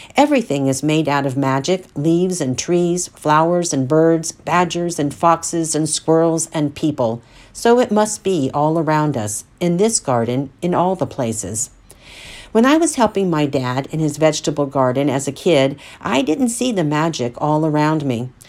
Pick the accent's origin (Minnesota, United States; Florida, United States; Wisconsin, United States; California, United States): Florida, United States; Central; my experiences growing up in Central Florida in the seventies